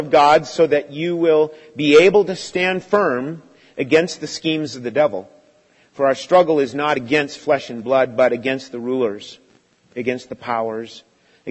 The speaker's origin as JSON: {"language": "English", "country": "United States", "tie": "born or raised there", "said": "growing up in America"}